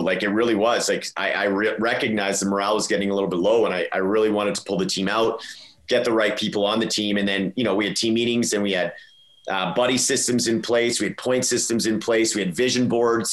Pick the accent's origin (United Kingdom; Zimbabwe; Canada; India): Canada; Edmonton, Alberta; now in Calgary, Canada; I'm from Edmonton, or like grew up in Edmonton.